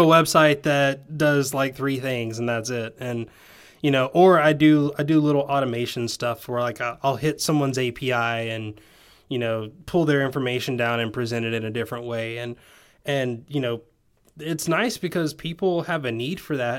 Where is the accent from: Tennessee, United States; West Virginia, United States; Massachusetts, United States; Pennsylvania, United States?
Tennessee, United States; my accent comes out when I talk to you 'cause everyone else is like, "Oh, hey, you're from, you're from Tennessee."